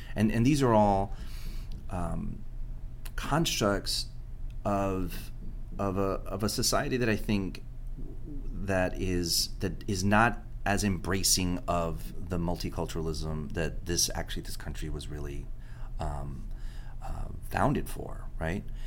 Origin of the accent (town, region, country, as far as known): Miami, Florida, United States; first language Spanish; English is a second language